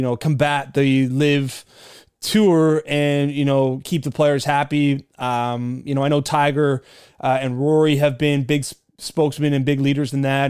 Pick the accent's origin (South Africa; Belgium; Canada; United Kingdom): Canada; I'm Canadian